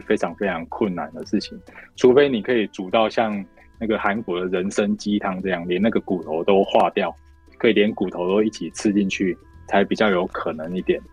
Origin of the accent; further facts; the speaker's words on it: Taiwan; 我们台湾人在年纪大了以后